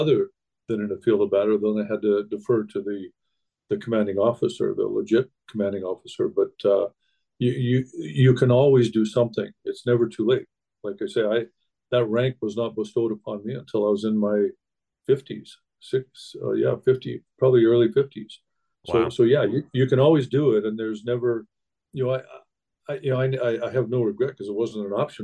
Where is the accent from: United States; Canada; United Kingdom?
Canada; Saskatchewan; When I grew up in Saskatchewan, Canada